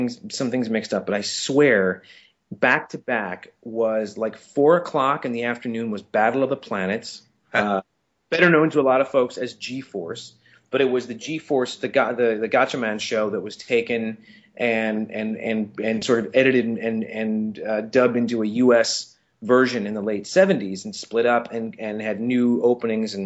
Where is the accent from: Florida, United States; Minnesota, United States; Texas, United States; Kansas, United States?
Minnesota, United States; Saint Paul; I'm from St. Paul, Minnesota. That's where I was born. And so I grew up in the Midwest